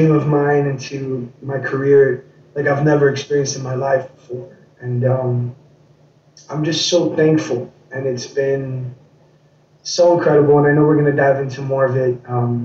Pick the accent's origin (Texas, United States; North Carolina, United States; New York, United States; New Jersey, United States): New York, United States; New York City; I grew up in New York City. I grew up in Queens, New York.